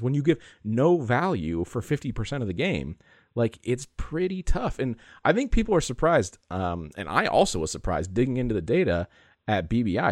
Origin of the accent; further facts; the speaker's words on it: San Diego, California, United States; I grew up in San Diego